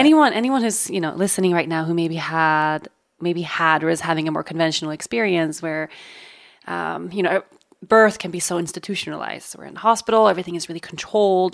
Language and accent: English; Sweden; moved away; in my home country of Sweden